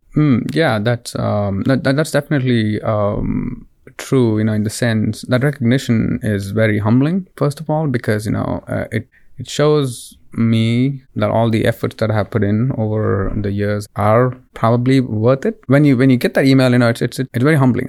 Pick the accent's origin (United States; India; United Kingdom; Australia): India; Bangalore, Karnataka; moved away; I'm originally uh, from Bangalore, India. So it's a city in the southern part of India.